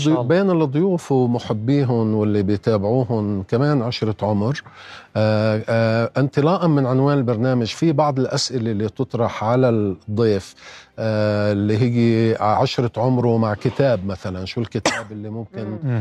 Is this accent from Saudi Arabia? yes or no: no; Lebanon; انا يعني بقدر ما بعتز اني لبناني